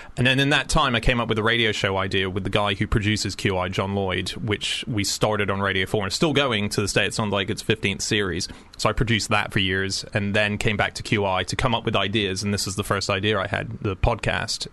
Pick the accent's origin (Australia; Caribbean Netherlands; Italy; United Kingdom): Australia; I'm an Aussie